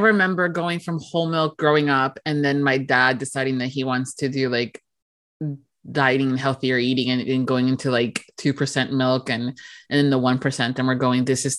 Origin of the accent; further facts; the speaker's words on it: Miami, Florida, United States; now in Orlando, United States; And I grew up in Miami, so close to the beach.